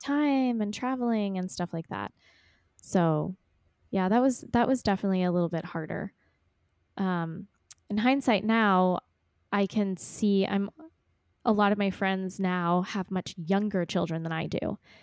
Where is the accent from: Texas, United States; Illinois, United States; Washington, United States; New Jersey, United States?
Texas, United States; also born or lived in Ecuador; born and raised in Texas